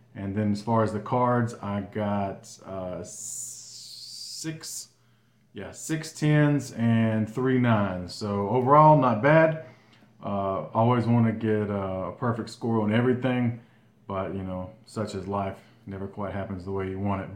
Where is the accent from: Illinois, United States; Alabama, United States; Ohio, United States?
Alabama, United States; Gardendale; Gardendale, Alabama, my hometown, uh, just north of Birmingham.